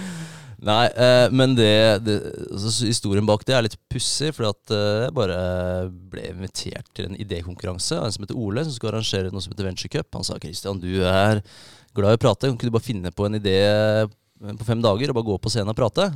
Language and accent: Norwegian; Minnesund, Akershus, Norway; moved away as an adult; also born or lived in Årnes / Kløfta; now in Bodø, Norway; vokste jeg opp eh, på Minnesund, rett ved Eidsvoll